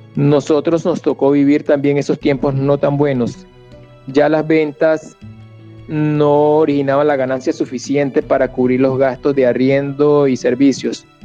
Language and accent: Spanish; Venezuela; moved away as an adult; also born or lived in Yopal / Boyacá; now in Colombia; si era venezolano. Al responderles que sí